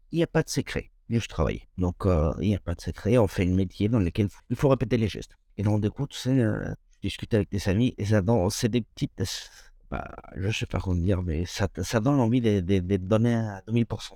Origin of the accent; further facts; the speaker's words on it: Toluca, State of Mexico, Mexico; French is a second language; moved away as an adult; now in France; je viens du centre du Mexique